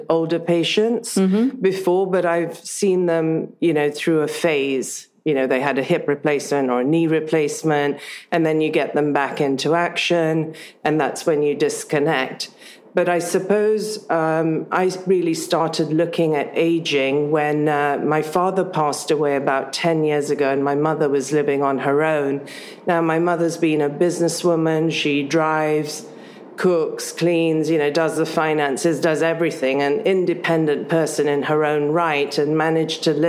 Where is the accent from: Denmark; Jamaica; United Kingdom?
United Kingdom; born or raised there; also born or lived in Africa